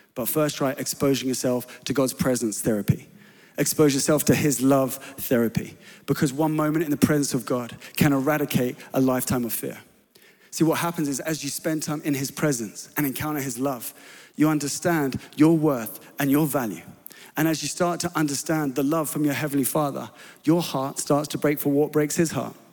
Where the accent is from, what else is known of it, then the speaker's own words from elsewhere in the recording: England, United Kingdom; I was known as the English lad living on this church property